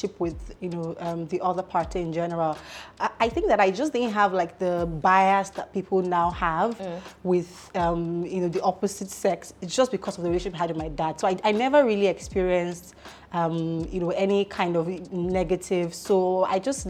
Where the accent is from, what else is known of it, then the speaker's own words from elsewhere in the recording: Lagos, Nigeria; I grew up in Lagos. I mean, I've done everything in Lagos from, I was given birth to in Lagos.